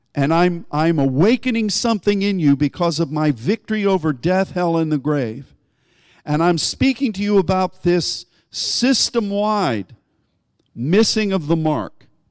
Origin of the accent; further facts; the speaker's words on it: United States; as an American and as a Christian